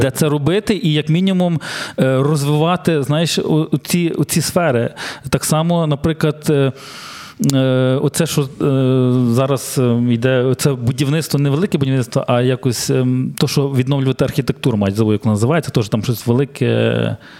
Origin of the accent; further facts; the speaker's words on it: Ukraine; ми, українці